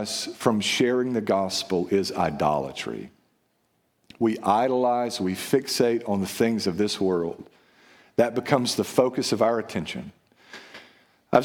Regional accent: United States; we're American and we're Western

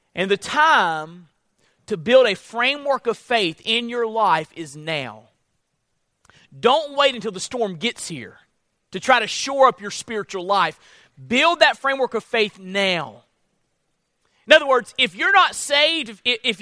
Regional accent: Florida, United States; I'm from Florida

